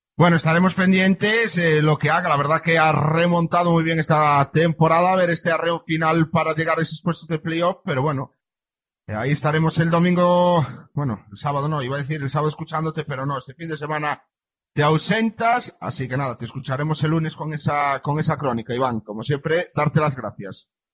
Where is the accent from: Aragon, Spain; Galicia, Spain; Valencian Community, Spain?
Galicia, Spain; venimos a, mi tierra, venimos a Galicia